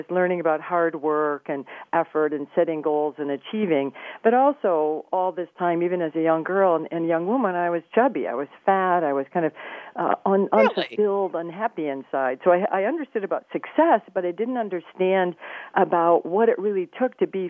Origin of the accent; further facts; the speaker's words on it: Flint, Michigan, United States; I grew up in Flint, Michigan